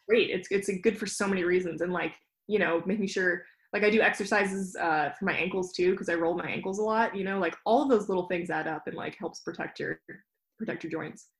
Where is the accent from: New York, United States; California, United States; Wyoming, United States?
Wyoming, United States; Jackson; I grew up in Jackson Hole, so I always had the Tetons